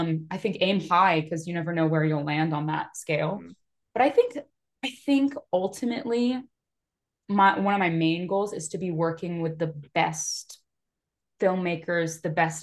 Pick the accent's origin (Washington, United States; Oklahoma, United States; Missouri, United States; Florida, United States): Washington, United States; Seattle; I'm a nobody from Seattle